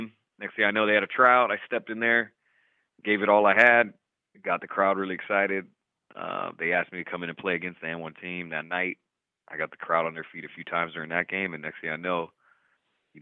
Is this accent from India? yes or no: no; Oregon, United States; Portland, which was the closest city to my hometown in Oregon